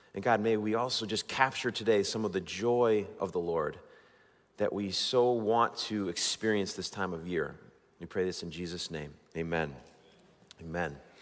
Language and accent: English; Waterbury, Connecticut, United States; Waterbury, my hometown